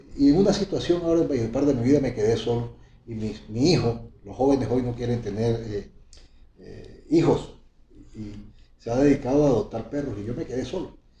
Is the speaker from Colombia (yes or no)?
yes; El Banco, Magdalena, Colombia; now in Valledupar, Colombia; yo soy del Banco Magdalena, como lo he venido reiterando muchas veces, orgullosamente banqueño, y allá en mi niñez